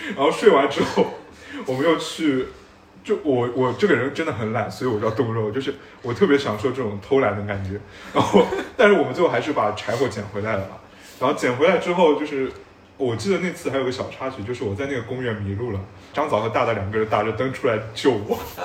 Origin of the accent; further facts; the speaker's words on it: Shanghai, China; 我虽然是个上海人啊，但是我是在上海的乡下长大的啊，所以我小时候也会去那种田里面插秧和打水漂